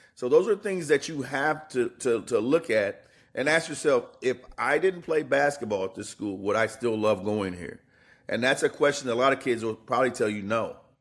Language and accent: English; Indiana, United States; moved away; I grew up in Indiana.